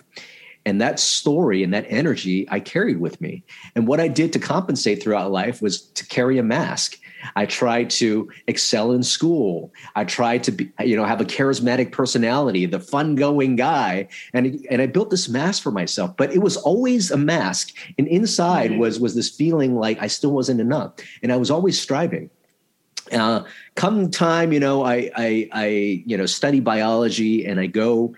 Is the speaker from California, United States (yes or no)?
yes; Los Angeles, California, United States; also born or lived in Vietnam / Philippines; I grew up in Chinatown, LA, which is really poor immigrant neighborhood at the time